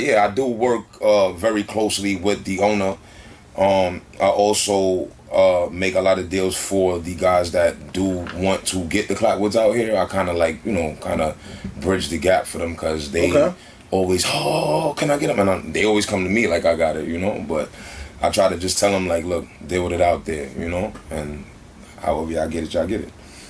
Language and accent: English; Bronx, New York, United States; From uptown in the Bronx. You know what I'm saying? We don't consider this part of New York uptown.